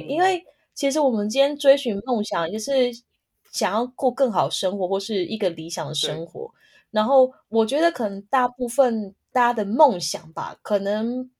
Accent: Taiwan; moved away as an adult; now in Miami, United States; 台湾留学生，就我全校就只哇。有我一个人而已

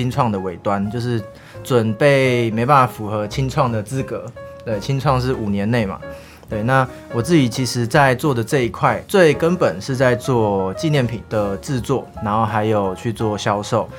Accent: Keelung, Taiwan; 哎，基友不是不是那个啊，我是基隆人，哎，基隆人。

